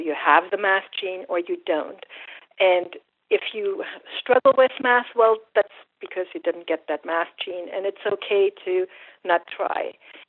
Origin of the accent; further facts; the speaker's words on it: Germany; English is a second language; And it was different from here in the sense that math culturally is just much more important, and everybody's expected to learn math.